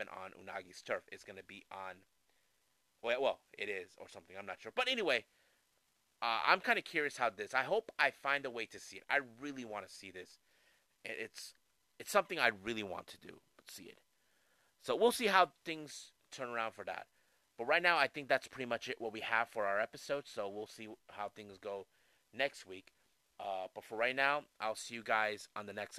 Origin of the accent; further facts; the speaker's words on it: San Diego, California, United States; here in my hometown in San Diego, California